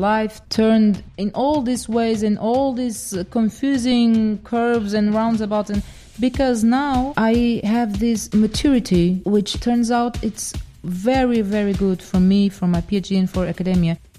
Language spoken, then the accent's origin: English; Portugal; also born or lived in Dominican Republic; I'm Portuguese. Actually, I'm half Portuguese, half Dominican. So I was born in the Dominican Republic. My mother comes from there and my father is Portuguese.